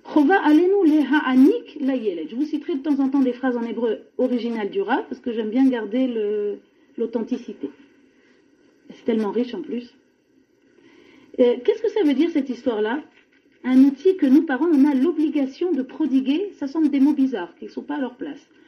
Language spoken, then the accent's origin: French; France; on est français, on vient de France